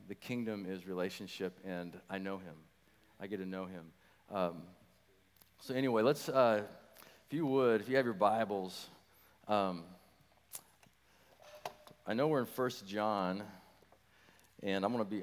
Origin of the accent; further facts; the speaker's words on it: Nebraska, United States; also born or lived in St. Louis, Missouri; now in Wichita, United States; we moved here to Wichita about 20 years ago, and from St. Louis, Missouri. Born and raised in Nebraska.